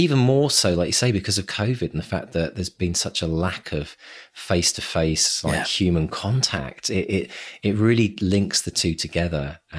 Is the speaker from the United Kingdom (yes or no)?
yes; United Kingdom; But then we are British, yes, and that's our right, isn't it?